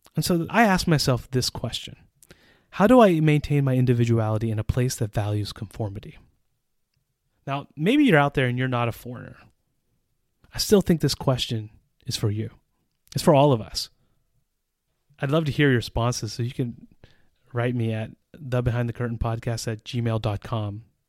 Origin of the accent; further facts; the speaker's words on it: United States; moved away as an adult; also born or lived in Central Europe; now in Czech Republic; an American citizen who has lived in Central Europe for almost twenty years